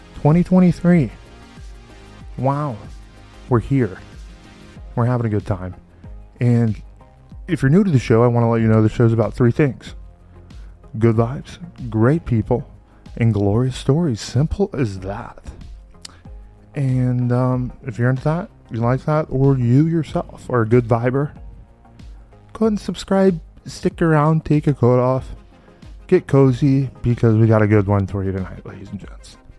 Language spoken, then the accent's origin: English; Mansfield, Texas, United States; we were born and raised in Mansfield, Texas.